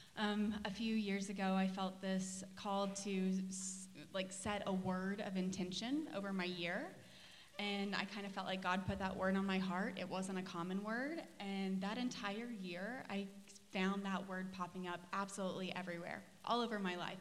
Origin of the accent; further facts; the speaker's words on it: Gore, Oklahoma, United States; now in Tulsa, United States; I grew up in Gore, Oklahoma. I've been in Tulsa since 2016